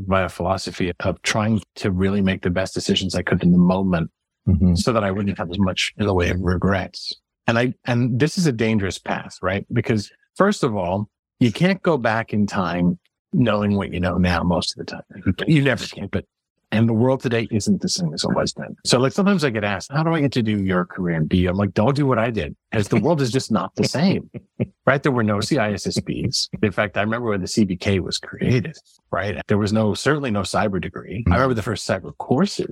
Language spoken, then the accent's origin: English; Montreal, Quebec, Canada; moved away; also born or lived in Massachusetts; I was born in Montreal.